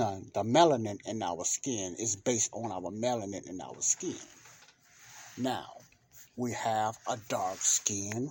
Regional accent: Chicago, Illinois, United States; I grew up in Chicago

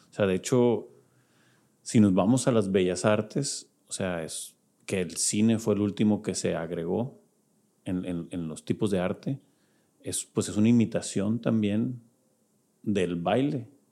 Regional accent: Culiacán, Sinaloa, Mexico; somos de Culiacán

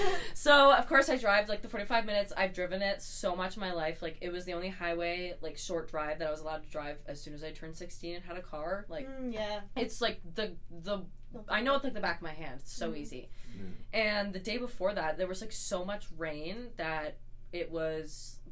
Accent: Jasper, Alberta, Canada; moved away; I'm from Jasper, I go back there in the summers

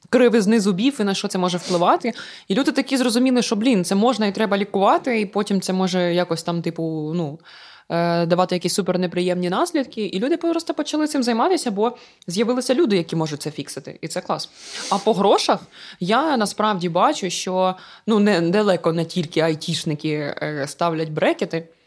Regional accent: Ukraine; коли комусь пишу в підтримку і якось, типу, фігурує те, що я з України

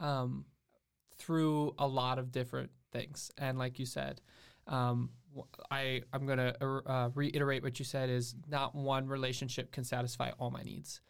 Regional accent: St. Croix Falls, Wisconsin, United States; also born or lived in Alabama; I've basically grown up in the same area in Wisconsin

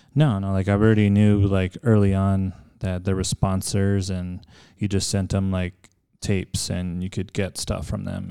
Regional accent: El Paso, Texas, United States; also born or lived in California; born and raised in El Paso

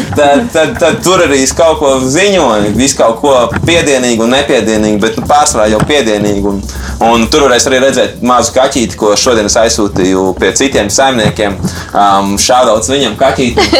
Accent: Latvia; also born or lived in United States; es esmu no Latvijas

